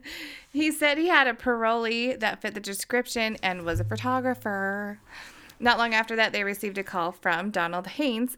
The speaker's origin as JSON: {"language": "English", "area": "Uinta Basin", "region": "Utah", "country": "United States", "said": "we're from the Uinta Basin and we talk like a bunch of hicks"}